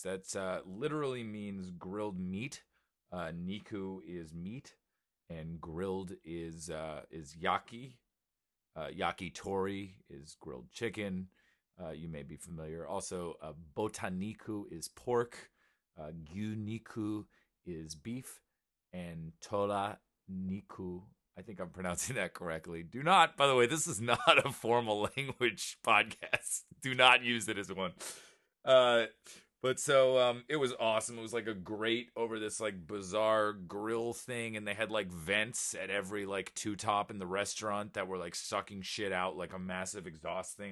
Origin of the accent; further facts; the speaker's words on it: New York, United States; I was from New York